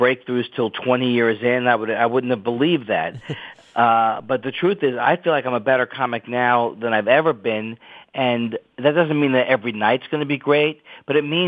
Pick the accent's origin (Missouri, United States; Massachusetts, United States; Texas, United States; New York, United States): New York, United States; moved away; I'm from New York. I'm an ex-New Yorker